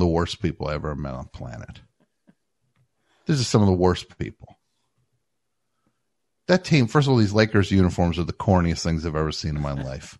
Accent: New Jersey, United States; I'm growing up in New Jersey my whole life. I'm there for 75 years

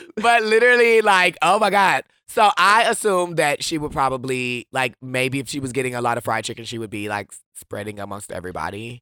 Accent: Wisconsin, United States; I'm from Wisconsin

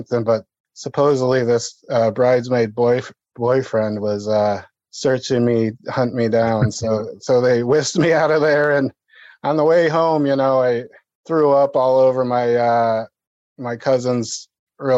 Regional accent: Toledo, Ohio, United States; I am from Holy Toledo, Ohio

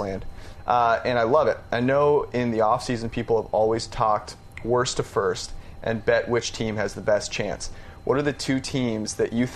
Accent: Bay Area, California, United States; I'm from the Bay Area

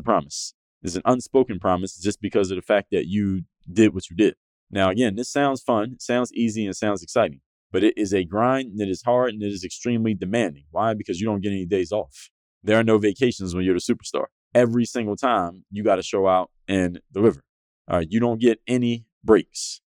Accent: United States; back home to the United States

